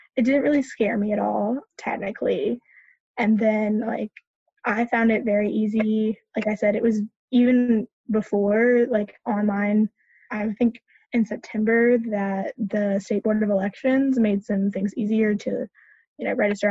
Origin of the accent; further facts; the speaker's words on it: Charlotte, North Carolina, United States; also born or lived in Orange County, North Carolina; So I'm from in North Carolina, but I'm from Charlotte.